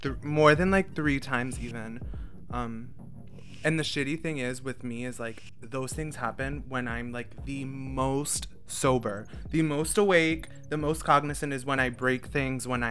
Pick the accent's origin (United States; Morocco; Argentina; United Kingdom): United States; Central Pennsylvania; we're from the Central PA area